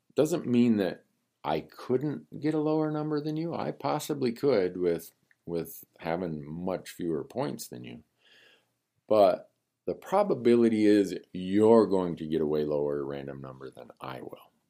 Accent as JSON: {"language": "English", "region": "Montana", "country": "United States", "tie": "born or raised there", "said": "my home state of Montana"}